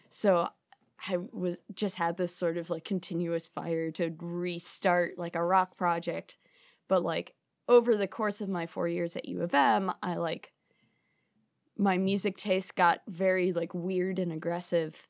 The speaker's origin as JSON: {"language": "English", "town": "Chicago", "region": "Illinois", "country": "United States", "tie": "born or raised there", "said": "born and raised in Chicago"}